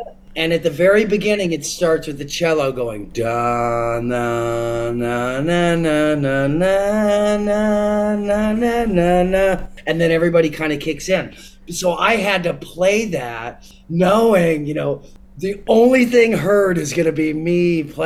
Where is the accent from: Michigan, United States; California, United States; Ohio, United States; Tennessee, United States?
California, United States; inland Orange County, Southern; I grew up in Southern California, about an hour south of LA, an hour north of San Diego, Orange County, inland Orange County